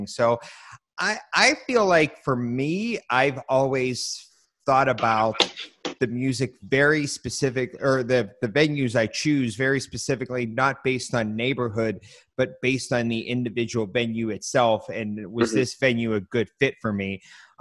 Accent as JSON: {"language": "English", "town": "Pittsburgh", "region": "Pennsylvania", "country": "United States", "tie": "born or raised there", "said": "I grew up in the Stanton Heights area, which is right between the two of them"}